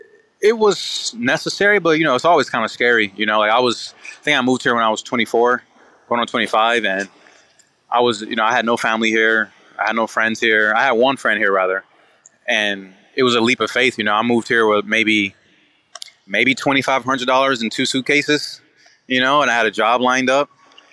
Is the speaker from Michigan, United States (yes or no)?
yes; Detroit, Michigan, United States; Yeah, they were rough, man. They were, you know, like, you know, I'm from Detroit.